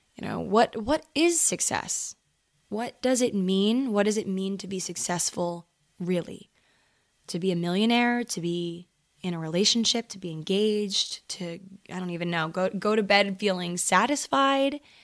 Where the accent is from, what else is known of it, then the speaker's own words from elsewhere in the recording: Maryland, United States; moved away as an adult; now in Los Angeles, United States; I grew up in Maryland